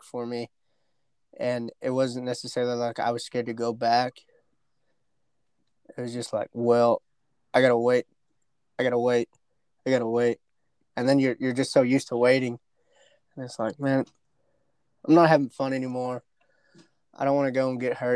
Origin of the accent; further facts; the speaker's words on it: Dalhart, Texas, United States; I'm from Dalhart, Texas.